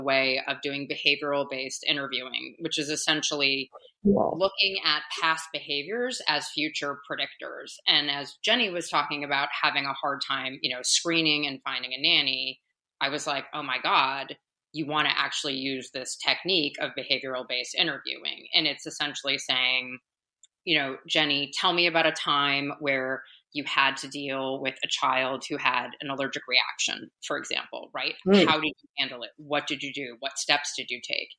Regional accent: East Coast, United States; moved away as an adult; now in Los Angeles, United States; I'm from the East Coast originally.

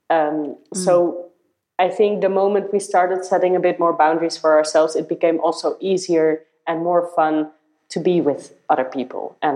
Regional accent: Netherlands; moved away as an adult; I had to change this mindset a bit because I came from the Netherlands, where I did do this type of work that was a nine to six computer related job.

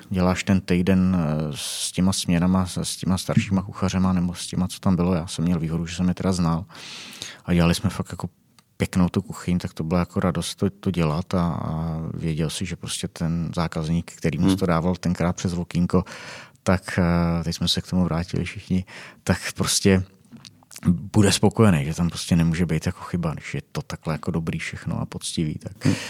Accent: South Bohemian Region, Czechia; now in Prague, Czechia; já jsem z Jižních Čech

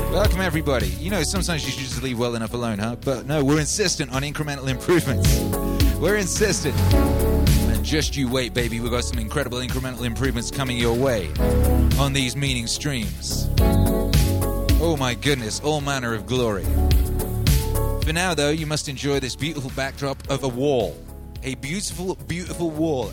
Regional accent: Wales, United Kingdom; also born or lived in London; now in Texas, United States; where I grew up in Wales

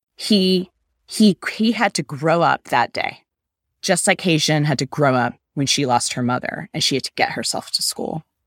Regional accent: United States; an American adult studying for the bar exam

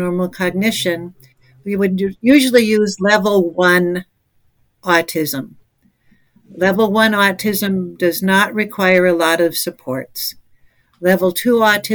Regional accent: Minnesota, United States; moved away; also born or lived in Chicago, Illinois; I moved from Minnesota, where I was growing up, to Chicago.

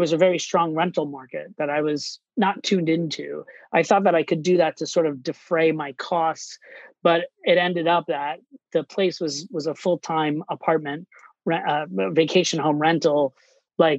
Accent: Orlando, Florida, United States; moved away as an adult; also born or lived in New York City / Miami; now in Boston, United States; I grew up in Orlando, Florida, and I moved to New York City to pursue a career

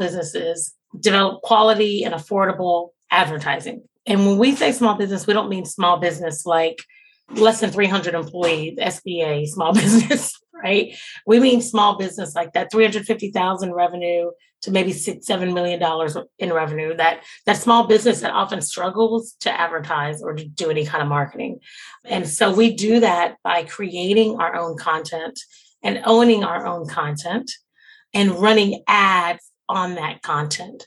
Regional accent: Jacksonville, Florida, United States; now in Atlanta, United States; I'm from Jacksonville and I love Jacksonville, but I haven't done a lot in my hometown

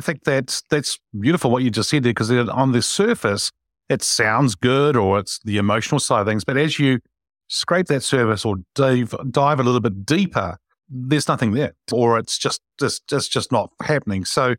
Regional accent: Wellington, New Zealand; Wilberforce Street in Wellington, actually. I grew up in that street.

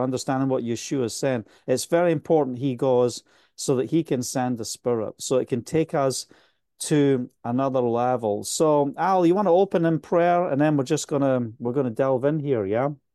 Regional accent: Scotland, United Kingdom; accent: Scottish; also born or lived in Spain; now in Israel; my Scottish accent's getting so much stronger again

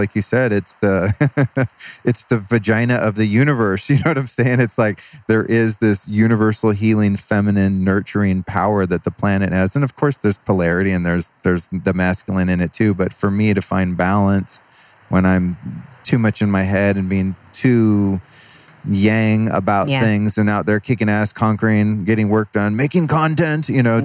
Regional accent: Sebastopol, California, United States; moved away as an adult; also born or lived in Colorado / Idaho; now in Los Angeles, United States; I grew up in Sebastopol and Sonoma County

